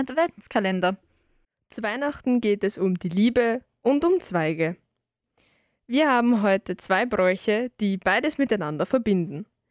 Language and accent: German; Salzburg, Austria; bei uns in Salzburg